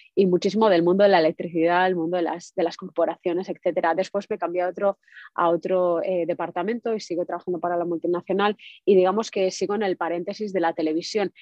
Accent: Spain; now in United States; yo estoy en Estados Unidos, como decías, pero soy española

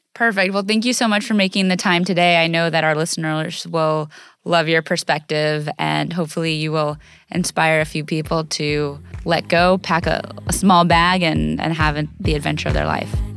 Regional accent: United States; growing up in the United States, and especially growing up as an athlete in the United States

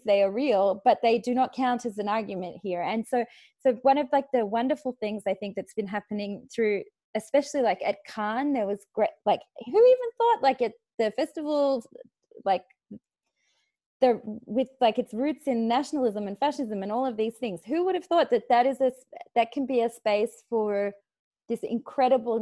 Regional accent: Australia; moved away; I'm Australian. We swear a lot.

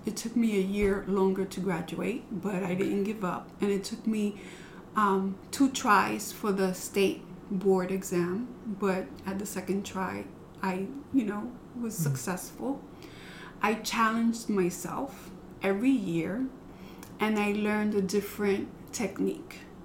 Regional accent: New York City, New York, United States; moved away as an adult; also born or lived in Ohio; now in Bushkill, United States; I was born in Ohio, but I was raised in the Bronx

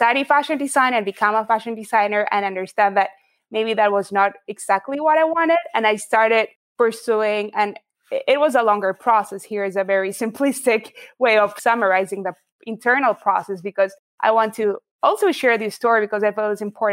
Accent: Buenos Aires, Argentina; So I grew up in Buenos Aires, Argentina. That's where I'm from

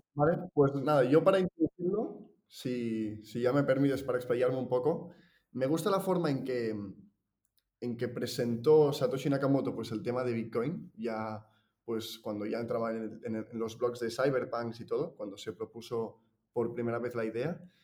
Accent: Girona, Catalonia, Spain; yo soy de, Girona, nací en Girona, que es una ciudad de por aquí, Cataluña

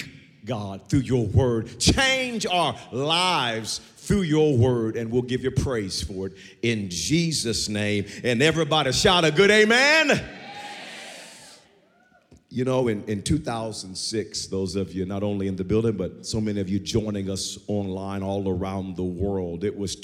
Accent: Wewoka, Oklahoma, United States; growing up in Wewoka

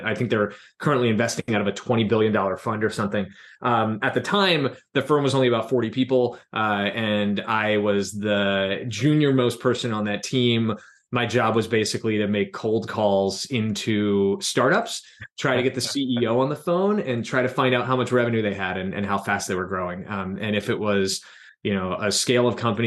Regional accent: New Jersey, United States; also born or lived in Philadelphia, Pennsylvania / New York City; I grew up in South Jersey.

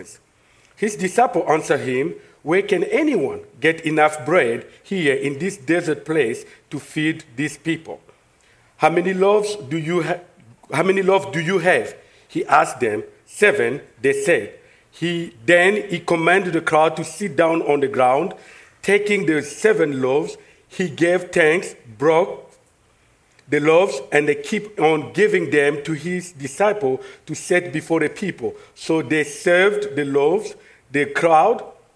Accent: DR Congo; accent: French; English is a second language; now in United States; I'm from Congo, in Africa, in the middle of Africa, this is where I came from.

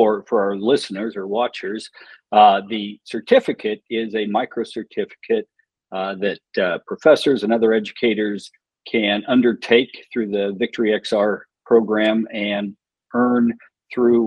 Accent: Davenport, Iowa, United States; my hometown of Davenport, Iowa.

